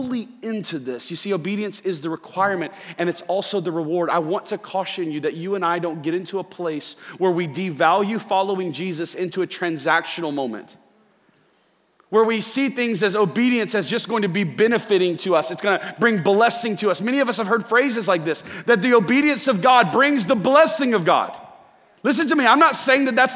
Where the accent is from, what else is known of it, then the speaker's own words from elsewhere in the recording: Central Florida, United States; I grew up in Central Florida. I'm a Disney kid. I grew up about 10 minutes away from SeaWorld, grew up about 15 minutes away from Disney